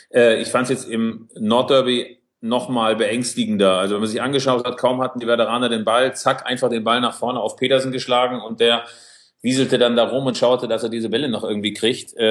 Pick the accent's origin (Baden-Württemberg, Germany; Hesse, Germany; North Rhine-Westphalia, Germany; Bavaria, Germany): North Rhine-Westphalia, Germany; Bielefeld; ich meine, ich bin als, als Bielefelder schon Schlimmes gewohnt